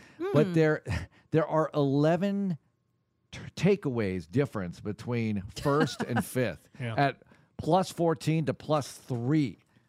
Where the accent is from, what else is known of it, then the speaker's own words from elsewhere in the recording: Houston, Texas, United States; now in Philadelphia, United States; I love the Astros. I'm from Houston. But I live in Philadelphia.